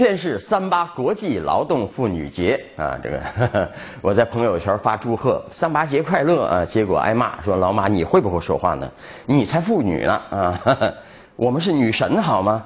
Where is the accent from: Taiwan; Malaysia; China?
China; 我们中国人劝架